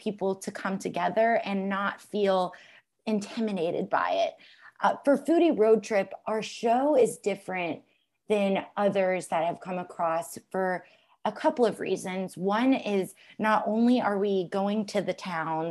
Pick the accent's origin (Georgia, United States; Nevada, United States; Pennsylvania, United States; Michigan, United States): Georgia, United States; Alpharetta; I grew up in Alpharetta, Georgia